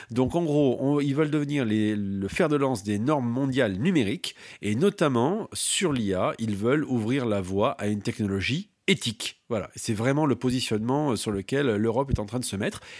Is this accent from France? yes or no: yes; France